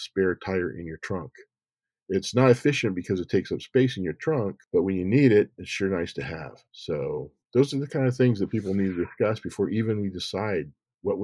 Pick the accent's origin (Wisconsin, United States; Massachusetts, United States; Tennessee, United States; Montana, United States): Montana, United States; moved away as an adult; also born or lived in Iowa; I was raised in Montana